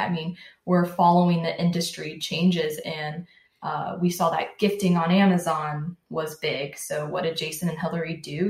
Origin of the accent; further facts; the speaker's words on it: Jacksonville, Florida, United States; also born or lived in Orlando, Florida; we moved to Jacksonville, and I've lived in Jacksonville my whole life.